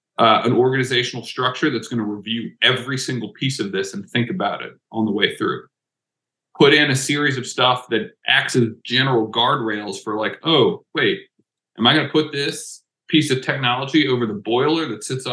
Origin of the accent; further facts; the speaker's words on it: New Orleans, Louisiana, United States; I am from New Orleans, Louisiana